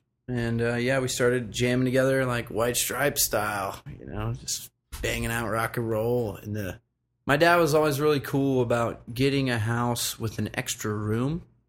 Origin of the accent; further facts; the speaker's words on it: the mountains of North Carolina, United States; also born or lived in Richmond, Virginia; I was born in Richmond, Virginia, but I grew up in the mountains of North Carolina, Asheville, Black Mountain, Ridgecrest, Swannanoa, Old Fort. Moved around a lot. But I remained in the mountains my entire youth for the most part.